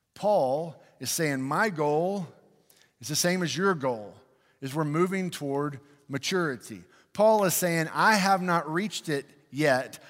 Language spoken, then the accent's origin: English; United States; I love being American.